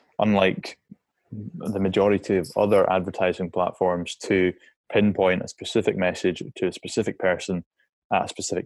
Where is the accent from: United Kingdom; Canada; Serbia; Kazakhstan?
United Kingdom; Scotland; I'm a Scottish outdoors guy